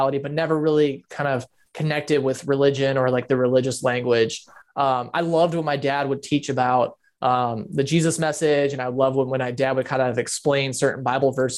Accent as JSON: {"language": "English", "region": "West Michigan", "country": "United States", "tie": "born or raised there", "said": "I grew up in Michigan, where my parents started a mega church"}